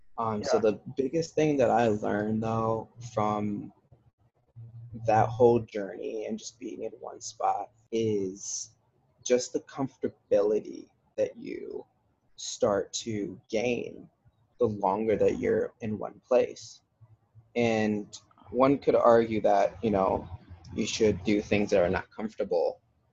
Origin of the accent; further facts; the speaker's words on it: Bad Kreuznach, Rhineland-Palatinate, Germany; I am from Germany, as you know. I was born in Bad Kreuznach, which is a small little, it's actually kind of a medium-sized city. And it was half Germans and half Americans